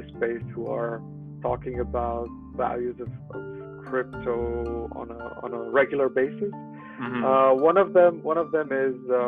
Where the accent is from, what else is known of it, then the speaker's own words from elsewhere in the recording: Romania; moved away as an adult; also born or lived in Netherlands; now in Munich, Germany; I'm originally from Romania, in a small town.